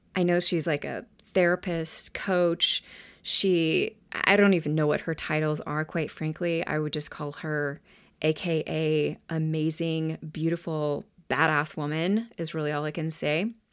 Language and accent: English; United States; I grew up here in the United States